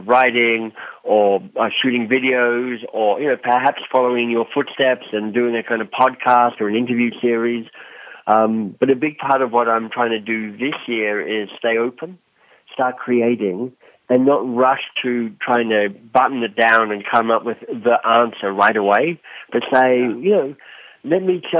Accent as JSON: {"language": "English", "country": "Australia", "also_born_or_lived": "Oxford, United Kingdom / London, United Kingdom / Boston, United States", "moved": "as an adult", "lives_now": "Toronto, Canada", "said": "I'm Australian"}